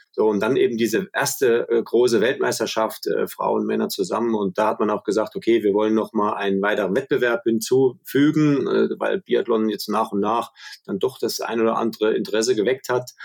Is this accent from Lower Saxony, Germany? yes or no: no; Schmalkalden, Thuringia, Germany; bei uns in meiner Heimatstadt, wo ich geboren wurde, in Schmalkalden